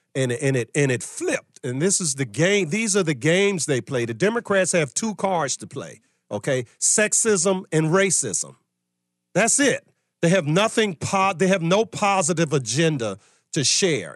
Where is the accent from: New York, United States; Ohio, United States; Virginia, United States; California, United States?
Virginia, United States; my home state of Virginia